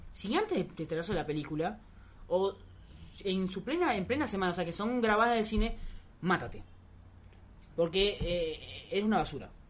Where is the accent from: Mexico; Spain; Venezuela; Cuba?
Venezuela; now in Argentina; yo soy venezolano